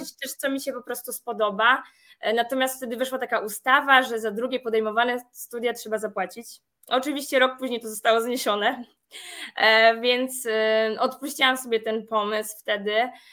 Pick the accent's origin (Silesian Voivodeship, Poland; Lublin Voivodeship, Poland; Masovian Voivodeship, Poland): Masovian Voivodeship, Poland; Przasnysz; moved away as an adult; now in Warsaw, Poland; Pochodzę z niewielkiej miejscowości Przasnysz, natomiast już prawie od 9 lat mieszkam na stałe w Warszawie